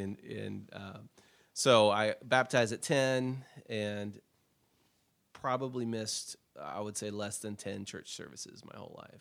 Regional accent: Portland, United States; I was born in Portland, June thirteenth.

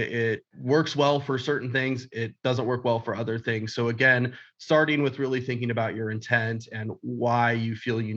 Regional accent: California, United States; I grew up here in California

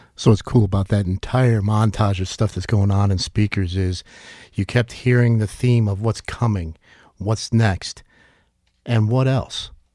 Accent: New York, United States; moved away as an adult; now in Northwest Arkansas, United States; as a New Yorker that moved here, uh, a couple decades ago

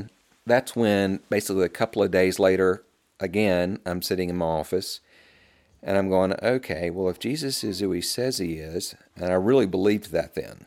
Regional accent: the South, United States; I mean, you can hear how I talk. I'm a Southerner.

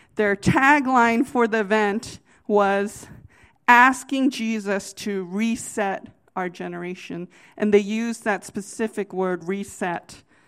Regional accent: United States; I'm from the Virginia, D C area

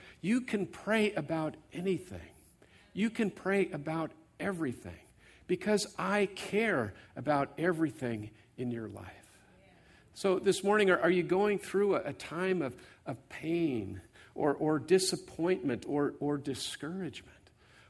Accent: California, United States; I grew up here in the Bay Area, and by the way, my brother and his wife Jan are here.

